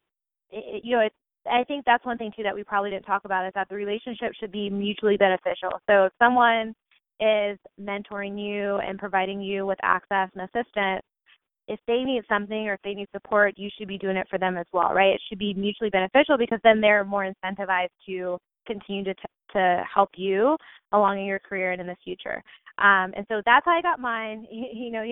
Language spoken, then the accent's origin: English; Ohio, United States; I'm from Ohio.